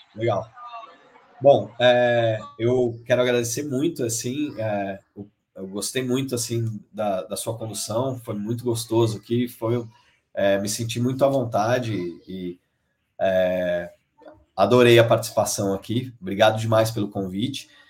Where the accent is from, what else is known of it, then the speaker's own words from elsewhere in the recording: Brazil; somos brasileiros, né, os, os cofundadores